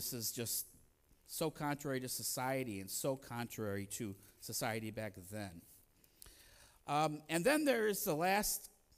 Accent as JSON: {"language": "English", "town": "Maple Heights", "region": "Ohio", "country": "United States", "also_born_or_lived": "Mayfield, Ohio / Pennsylvania / New York", "moved": "as an adult", "said": "I'm really from Maple Heights"}